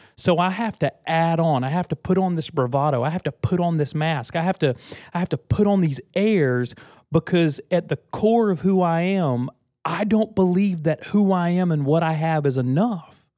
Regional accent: United States; I was born American.

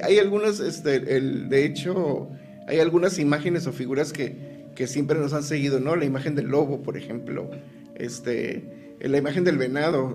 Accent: Tijuana, Baja California, Mexico; also born or lived in El Dorado, Sinaloa; Yo llego a Tijuana a los tres meses de nacido

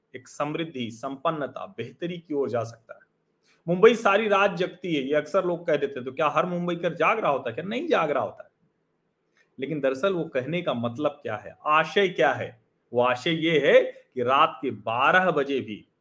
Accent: Prayagraj, Uttar Pradesh, India; हमारा शहर जो प्रयागराज है इलाहाबाद

